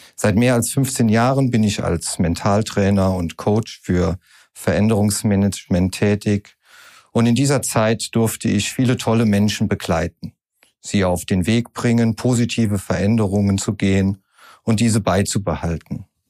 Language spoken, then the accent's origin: German; Koblenz, Rhineland-Palatinate, Germany; komme gebürtig aus Koblenz